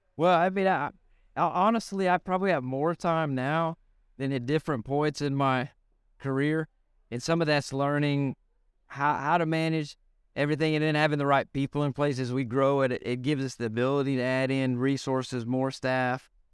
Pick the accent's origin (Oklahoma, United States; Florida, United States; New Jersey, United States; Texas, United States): Texas, United States; Lubbock; I'm from Lubbock, Texas